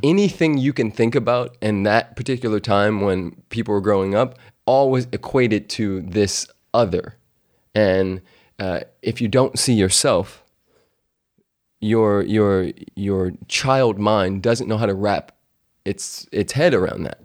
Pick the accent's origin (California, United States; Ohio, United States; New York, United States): California, United States; moved away as an adult; also born or lived in Louisiana; I'm this dude from California